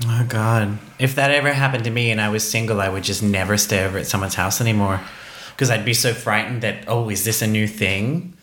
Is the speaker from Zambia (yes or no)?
no; Australia; moved away; Growing up in Australia